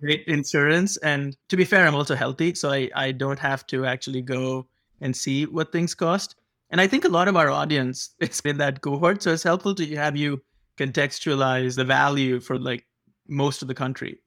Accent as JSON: {"language": "English", "country": "India", "tie": "born or raised there", "moved": "yes", "lives_now": "United States", "said": "I grew up in India"}